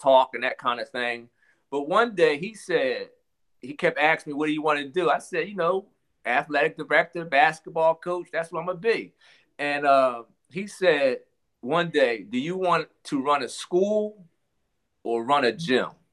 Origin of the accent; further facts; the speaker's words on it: Philadelphia, Pennsylvania, United States; I'm from Philadelphia, Pennsylvania